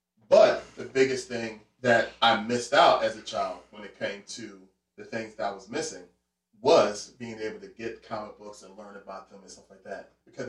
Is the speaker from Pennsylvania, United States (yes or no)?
yes; Philadelphia, Pennsylvania, United States; I'm from West Philly. And I grew up right there on, right near 58th and Market. So I'm right in the heart of West Philadelphia.